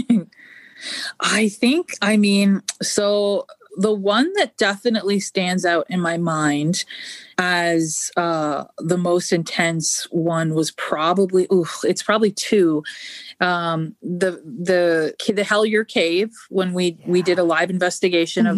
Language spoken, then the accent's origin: English; Canada; moved away; I'm originally Canadian. Uh, well, I'm still Canadian, but I'm originally from Canada